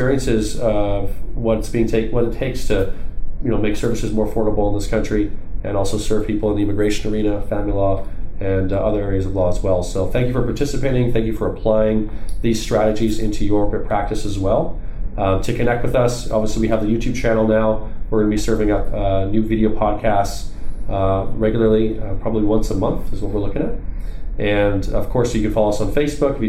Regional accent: Canada; now in United States; I'm also an immigrant as well. I'm from Canada.

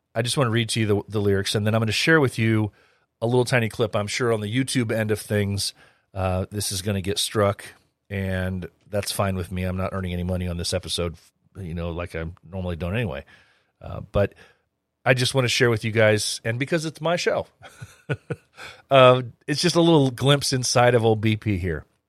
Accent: United States; I'm an American

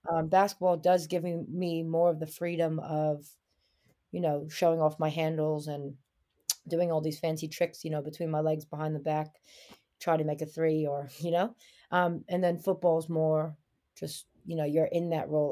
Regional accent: New York City, New York, United States; moved away as an adult; also born or lived in Nanjing, China; now in New Zealand; I grew up in Brooklyn, New York

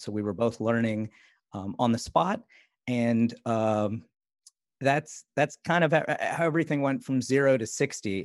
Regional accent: India; moved away; I was born in India

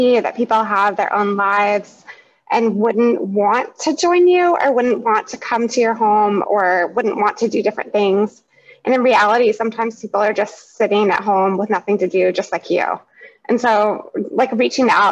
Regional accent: Seattle, Washington, United States; I'm from Seattle, so you're getting that from somebody who is authentically from here

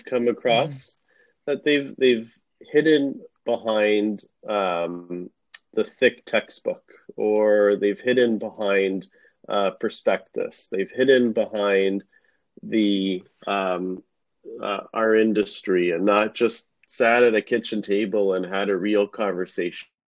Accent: Canada; my parents came to Canada shortly before I was born, and when they came, I grew up watching my parents hustle

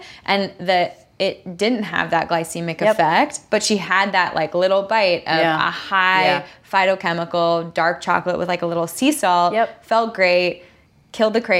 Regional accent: Southern California, United States; I grew up here in Southern California

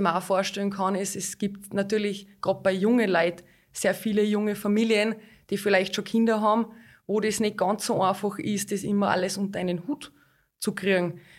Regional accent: Hallein, Salzburg, Austria; Ich bin aufgewachsen in Hallein, ich bin geboren in Hallein, ich bin da in die Schule gegangen

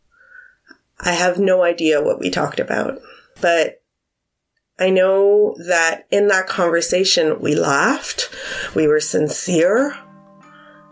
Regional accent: Montreal, Quebec, Canada; I'm from Montreal

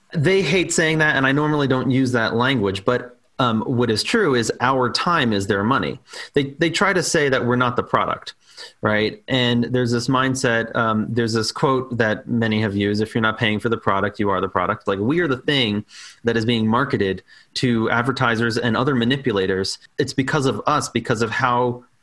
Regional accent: New York City, New York, United States; born and raised on Staten Island in New York

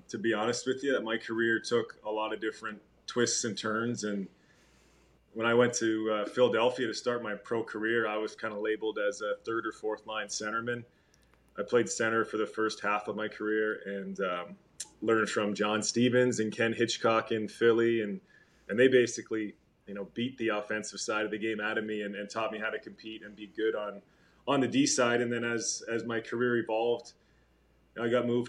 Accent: Thunder Bay, Ontario, Canada; also born or lived in Winnipeg, Manitoba / Calgary, Alberta; I like to say that I was raised in Thunder Bay, Ontario. So that's my hometown, Thunder Bay

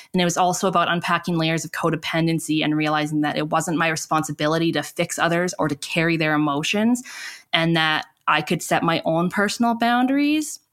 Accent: Calgary, Alberta, Canada; I grew up in Canada, in Calgary, Alberta, Treaty Seven territory

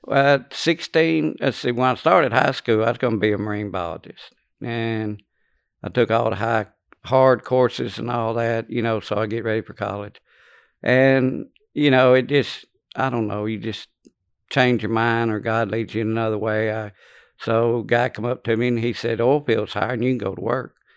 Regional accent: Louisiana, United States; born or raised there; also born or lived in Lake Charles, Louisiana

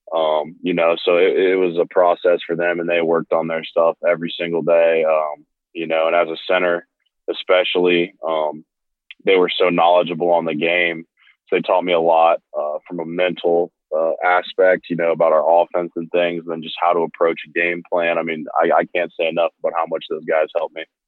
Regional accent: Ohio, United States; growing up in Ohio

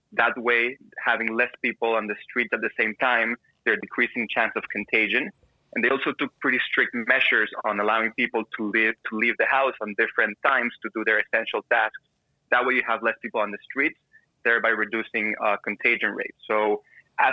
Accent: Panama; I grew down here in Panama

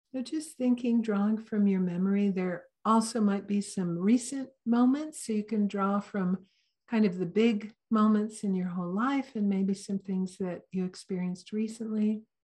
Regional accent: Santa Cruz, California, United States; I'm kind of from Santa Cruz

